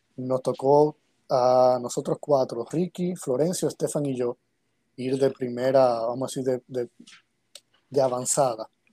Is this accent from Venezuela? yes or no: no; Santo Domingo, Dominican Republic; Yo nací aquí en República Dominicana, en Santo Domingo, eh, en el año 82, 1982